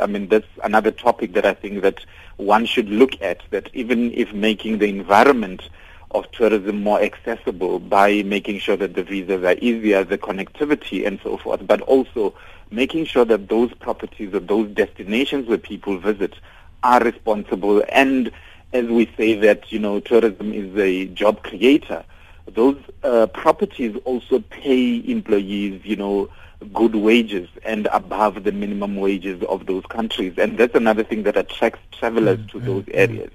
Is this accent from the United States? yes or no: no; South Africa; I'm an African and I'm a South African